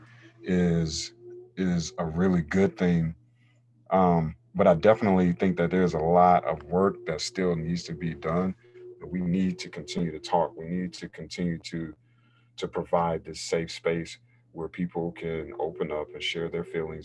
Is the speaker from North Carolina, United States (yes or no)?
yes; North Carolina, United States; now in California, United States; when I was a kid and growing up in North Carolina, obviously more of a conservative space versus California, where I am now